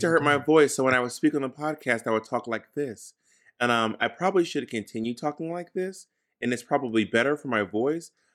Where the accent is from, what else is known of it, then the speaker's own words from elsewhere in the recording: Atlanta, Georgia, United States; moved away; Atlanta, my hometown